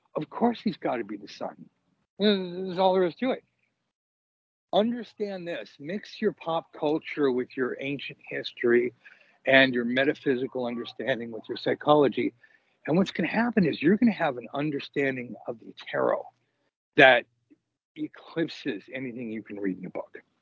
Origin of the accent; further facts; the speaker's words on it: Los Angeles, California, United States; I grew up in Los Angeles